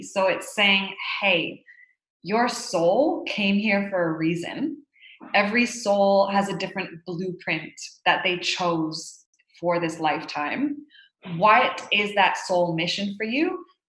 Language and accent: English; Haiti; So I'm Canadian and I grew up in Haiti as the daughter of two humanitarian workers and was exposed to a lot of injustice from a very young age